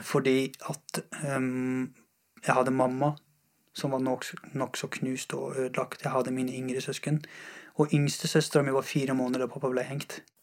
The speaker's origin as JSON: {"language": "Norwegian", "town": "Mashhad", "region": "Razavi Khorasan", "country": "Iran", "tie": "born or raised there", "also_born_or_lived": "Afghanistan", "moved": "yes", "lives_now": "Norway", "said": "Jeg, jeg har vokst opp i Iran. Uh, jeg har bodd i Iran, i en by som heter Mashhad."}